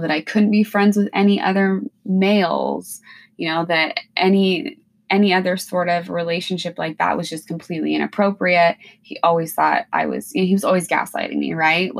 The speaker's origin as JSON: {"language": "English", "region": "Washington", "country": "United States", "tie": "born or raised there", "moved": "as an adult", "lives_now": "Alaska, United States", "said": "I'm originally from Washington State. I grew up in a small town"}